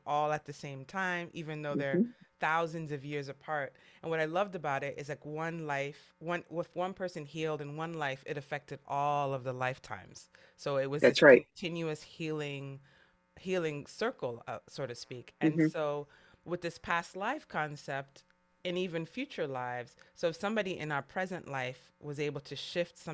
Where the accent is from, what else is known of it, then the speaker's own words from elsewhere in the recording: New York City, New York, United States; as a New Yorker